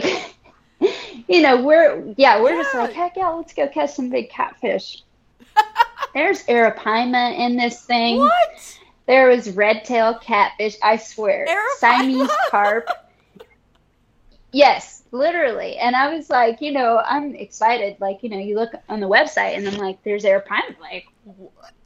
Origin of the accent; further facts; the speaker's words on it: Destin, Florida, United States; also born or lived in Orlando / Guam; I grew up fishing in the Gulf out here in Destin, Florida